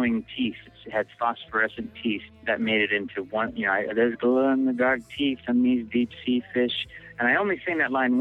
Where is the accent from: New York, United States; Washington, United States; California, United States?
Washington, United States; Bellingham; also born or lived in Seattle; we came from Bellingham, Washington, an hour and a half north of Seattle